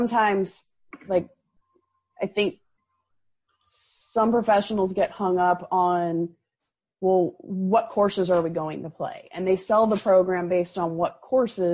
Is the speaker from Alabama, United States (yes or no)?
no; Illinois, United States; where I grew up in Illinois